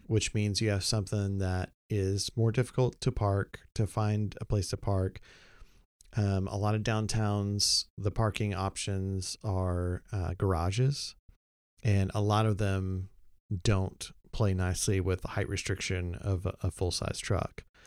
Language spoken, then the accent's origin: English; Oklahoma, United States; moved away; also born or lived in Texas; growing up in Oklahoma, living a long time in Texas